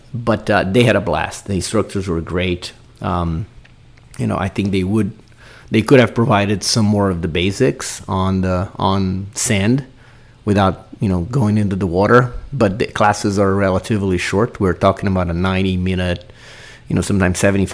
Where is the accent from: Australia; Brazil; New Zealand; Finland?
Brazil; moved away; growing up in Brazil, going to the beach many times